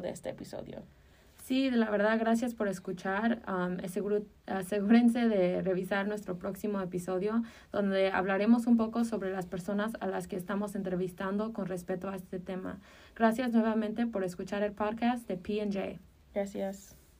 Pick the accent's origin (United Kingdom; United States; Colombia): United States; Chicago, Illinois; yo crecí en Chicago, ah, específicamente en Jefferson Park